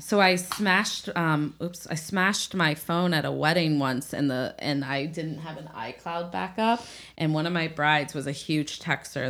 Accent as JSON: {"language": "English", "region": "Midwest", "country": "United States", "said": "I'm from the Midwest"}